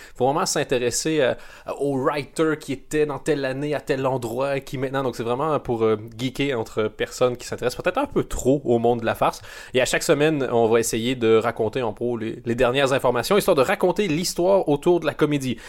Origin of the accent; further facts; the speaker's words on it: Canada; moved away; je viens du, du Canada